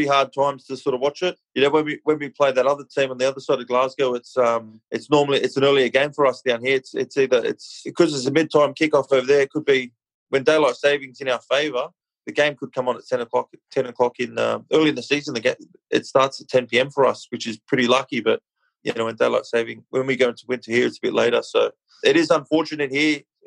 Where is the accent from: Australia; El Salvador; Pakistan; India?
Australia; Sydney, New South Wales; I'm Australian, born in Sydney boy